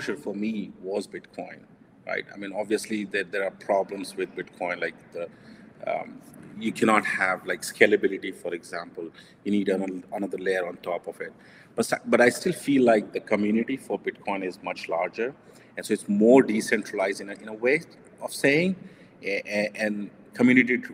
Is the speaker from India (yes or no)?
yes; India; I'm Indian, so we value gold